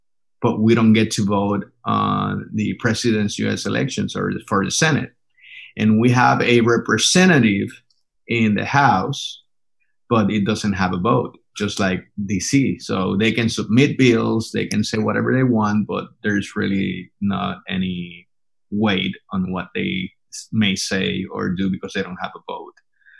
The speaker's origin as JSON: {"language": "English", "country": "Puerto Rico", "second_language": "English", "moved": "as an adult", "lives_now": "Denton, United States", "said": "I moved from Puerto Rico to North Texas 11 years ago in 2008. I was 30 years old, basically, when I moved."}